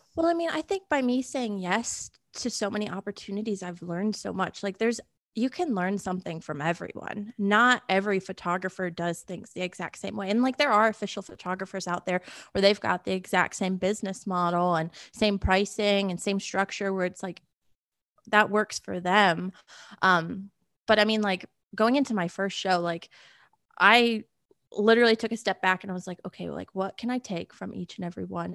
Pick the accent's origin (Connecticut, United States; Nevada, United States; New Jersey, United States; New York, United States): Connecticut, United States; born or raised there; now in Nashville, United States